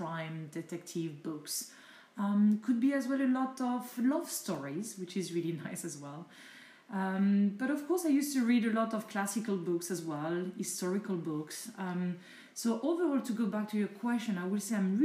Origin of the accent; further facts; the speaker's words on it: France; first language French; English is a second language; I'm French, I'm not English speaker. So definitely I prefer to read in my mother tongue language, which is French